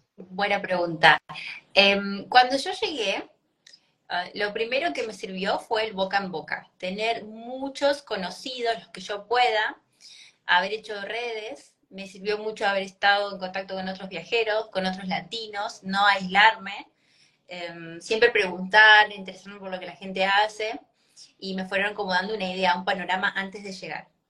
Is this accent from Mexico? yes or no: no; Argentina; moved away as an adult; also born or lived in Italy / New Zealand / Australia; now in Germany; yo estoy viviendo en Alemania hace cuatro años, pero soy argentina